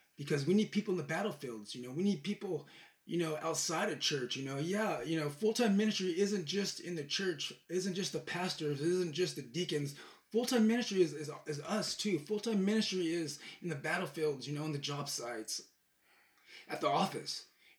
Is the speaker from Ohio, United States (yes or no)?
no; Bakersfield, California, United States; moved away as an adult; now in Tennessee, United States; I'm from Bakersfield, California